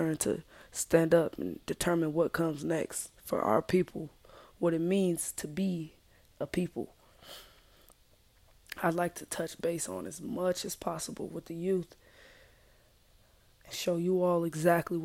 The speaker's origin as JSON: {"language": "English", "country": "United States", "said": "I'm African American"}